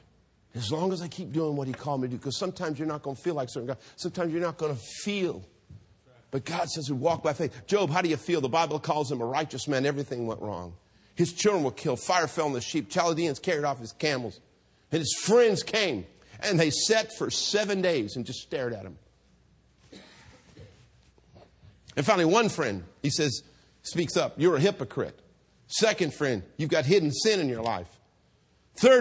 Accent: Hayward, California, United States; I grew up here in Hayward

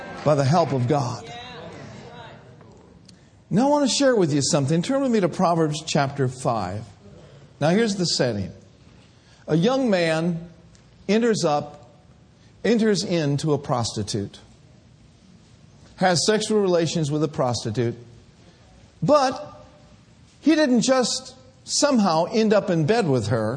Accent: Minneapolis, Minnesota, United States; also born or lived in Bay Area; I grew up in Minneapolis, Minnesota, where all the drugs and all the old friends were

